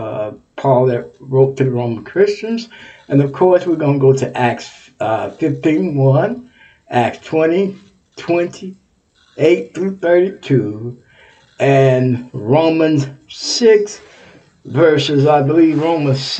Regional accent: Texas, United States; Texas is my home state

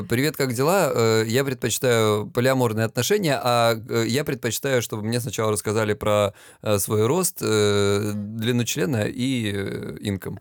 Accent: Krasnodar Krai, Russia; now in Lisbon, Portugal; Я с Кубани

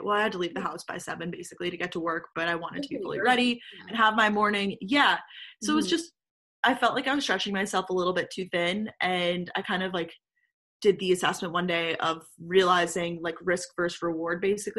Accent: Long Island, New York, United States; I'm originally from Long Island, New York.

